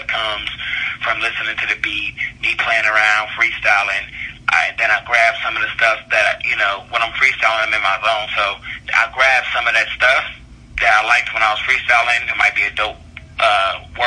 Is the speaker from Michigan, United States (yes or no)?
no; Northern Virginia, United States; also born or lived in Baltimore, Maryland / Evansville, Indiana; I was born in Baltimore, but I was raised in Northern Virginia